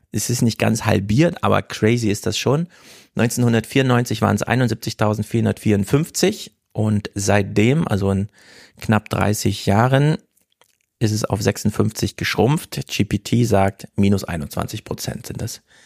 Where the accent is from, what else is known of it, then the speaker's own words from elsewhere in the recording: Thuringia, Germany; Ich komme aus Thüringen